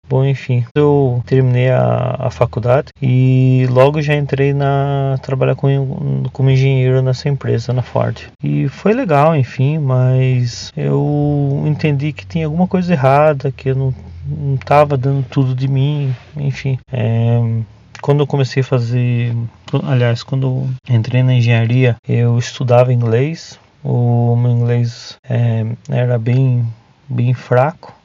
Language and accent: Portuguese; Tatuí, São Paulo, Brazil; Eu sou de Tatuí, uma cidade do interior de São Paulo